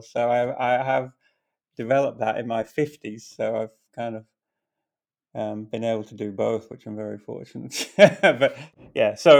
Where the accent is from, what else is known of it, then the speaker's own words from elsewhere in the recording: Philippines; moved away as an adult; also born or lived in Portugal / Malta / Finland / Singapore; now in Australia; So I grew up in the Philippines. I grew up in seven different countries, in fact, Portugal, Malta, Finland, the Philippines, Singapore, you know, as an expat kind of life. And I immigrated to Australia at 21.